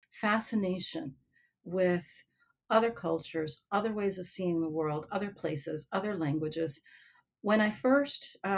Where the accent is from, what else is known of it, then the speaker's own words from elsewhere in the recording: northern New Jersey, United States; also born or lived in Cuba; So I was born in Cuba. I came to the U.S. as a child. My parents were refugees. We were settled by the government in northern New Jersey, which is a vibrant working class community.